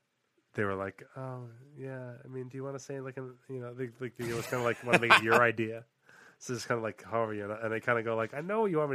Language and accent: English; United States; as an American